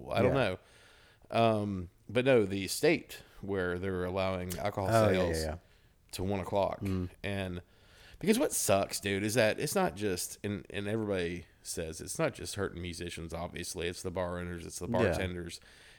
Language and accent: English; Ozark, United States; He's an Ozark boy. And I grew up in Ozark.